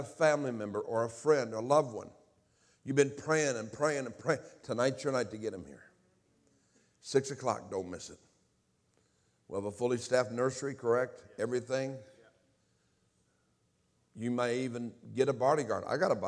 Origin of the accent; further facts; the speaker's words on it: Indianapolis, Indiana, United States; born there; I was born in Indianapolis, Indiana. I was born into a home that from all outward appearances had everything.